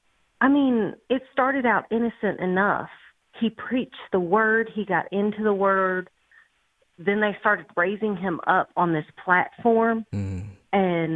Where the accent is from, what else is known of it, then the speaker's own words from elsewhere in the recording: near Texarkana, Northeast Texas, United States; I grew up in Northeast Texas, up near Texarkana.